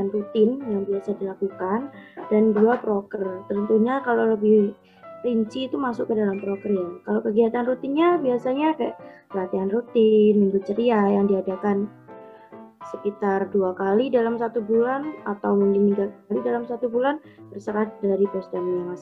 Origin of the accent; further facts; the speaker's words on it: Tuban, East Java, Indonesia; Aku dari Fakultas Ilmu Sosial dan Ilmu Politik angkatan 2018. Asal kotanya sih dari Kabupaten Tuban, lebih tepatnya di Kecamatan